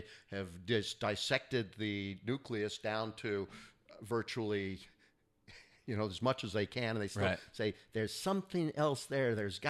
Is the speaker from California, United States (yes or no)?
yes; California, United States; I grew up in the Northern Bay Area here in California